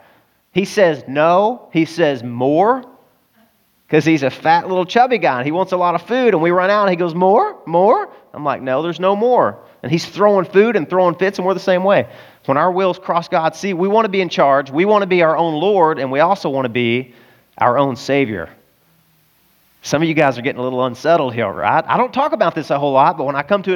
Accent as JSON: {"language": "English", "region": "the South", "country": "United States", "tie": "born or raised there", "said": "Now, I'm a boy and I grew up in the South"}